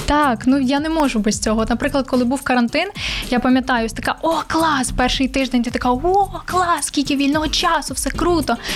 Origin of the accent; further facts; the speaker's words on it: Vinnytsia, Vinnytsia Oblast, Ukraine; Я сама з Вінниці, я Вінничанка